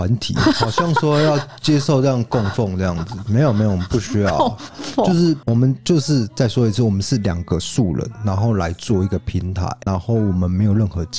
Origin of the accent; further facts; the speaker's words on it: Tainan, Taiwan; 啊，反正他也是台南人，我们也是台南人，